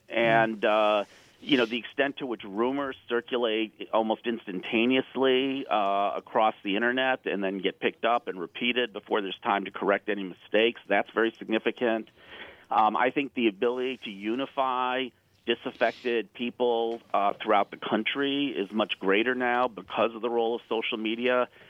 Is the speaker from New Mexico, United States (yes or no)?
no; Chicago, Illinois, United States; I'm actually a Chicagoan myself, by the way.